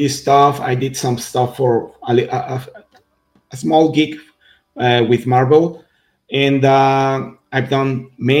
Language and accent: English; Mexico; I'm from Mexico, first of all. So as you can tell from my comic Adelita, I'm Mexican